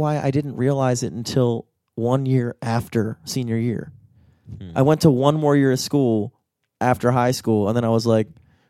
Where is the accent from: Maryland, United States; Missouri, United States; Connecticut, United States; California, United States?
Maryland, United States; Towson; we grew up in Towson.